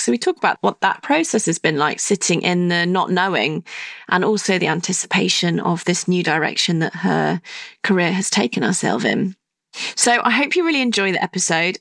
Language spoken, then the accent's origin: English; Stratford-upon-Avon, West Midlands, United Kingdom; where I grew up in Stratford upon Avon